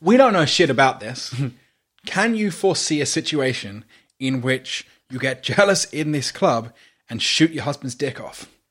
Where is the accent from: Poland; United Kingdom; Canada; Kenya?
United Kingdom; accent: British; I am a non-white British person.